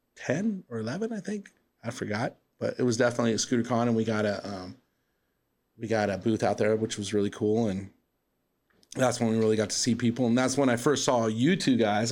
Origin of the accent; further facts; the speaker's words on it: Southern California, United States; moved away as an adult; also born or lived in East Los Angeles, California / Chino, California; now in Arizona, United States; growing up in Southern California, I grew up about 45 minutes from the beach